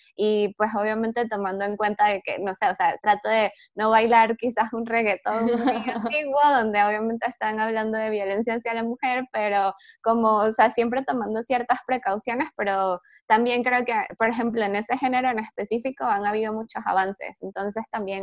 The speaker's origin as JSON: {"language": "Spanish", "country": "Venezuela", "tie": "born or raised there", "moved": "as an adult", "lives_now": "Mexico City, Mexico", "said": "soy venezolana, este, de nacimiento. Ya tengo cuatro años aquí en México, en la Ciudad de México específicamente. Estudié comunicación social en Venezuela"}